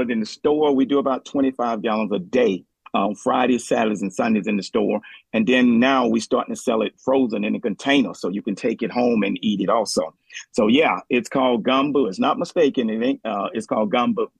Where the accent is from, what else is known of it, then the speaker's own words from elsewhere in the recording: New Orleans, Louisiana, United States; now in Kent, United States; we was growing up in New Orleans